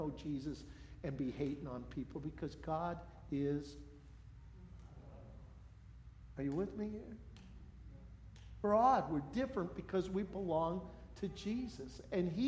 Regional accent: United States; also born or lived in Colville; being American

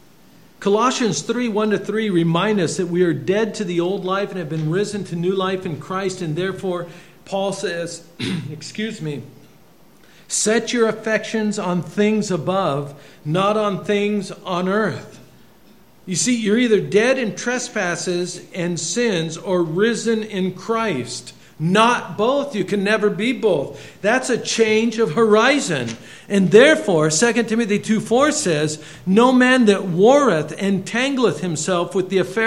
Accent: Bremerton, Washington, United States; moved away; I'm from Bremerton, Washington

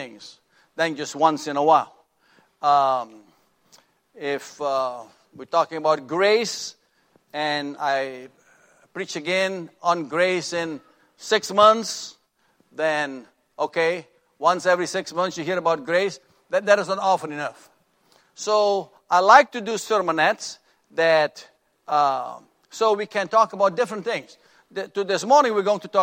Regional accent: Suriname; now in Corpus Christi, United States; Sybil and I and our two sons went to my home country of Suriname

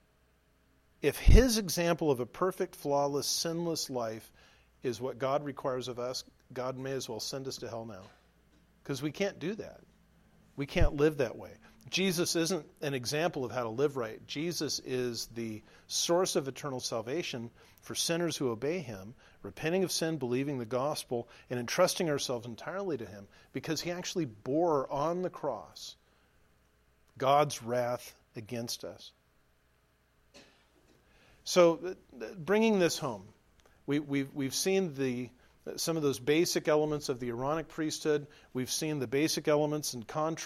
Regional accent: Southern California, United States; now in Nebraska, United States; We're from Southern California.

